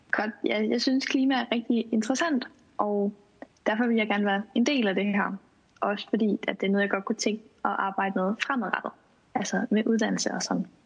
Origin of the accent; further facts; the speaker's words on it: Funen, Southern Denmark, Denmark; og jeg er 20 år gammel. Jeg kommer fra Fyn af